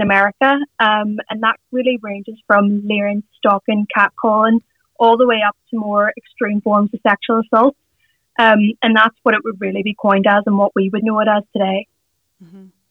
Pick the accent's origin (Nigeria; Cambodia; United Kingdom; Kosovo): United Kingdom; Derry, Northern Ireland; we're both from Derry we actually went to the same nursery school, the same primary school, the same secondary school